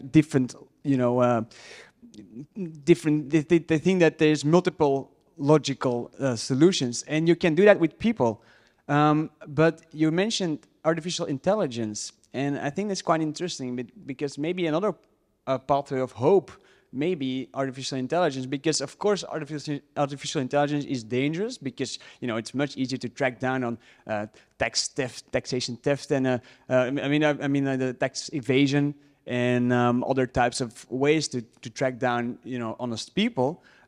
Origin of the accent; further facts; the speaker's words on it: Belgium; English is a second language; from Belgium.